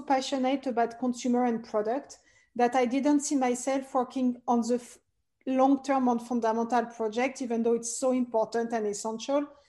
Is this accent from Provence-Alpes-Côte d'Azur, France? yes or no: no; Paris, Île-de-France, France; English is a second language; moved away; as you can hear, I'm originally French. I was born and raised in Paris